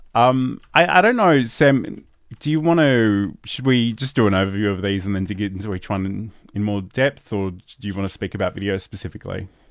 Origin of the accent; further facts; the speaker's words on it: Australia; I'm Australian